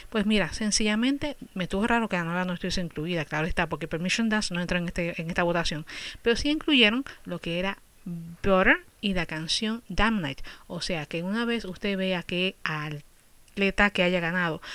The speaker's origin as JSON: {"language": "Spanish", "country": "Puerto Rico", "moved": "yes", "lives_now": "United States", "said": "yo soy de Puerto Rico"}